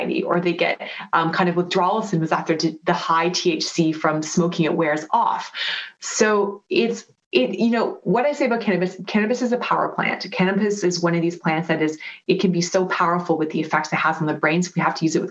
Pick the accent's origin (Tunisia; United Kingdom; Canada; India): Canada; Vancouver, British Columbia; moved away; I'm from Vancouver